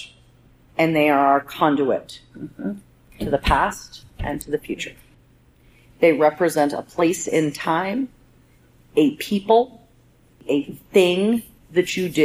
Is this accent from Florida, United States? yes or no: no; Southern Oregon, United States; I grew up in Southern Oregon with legit stock dogs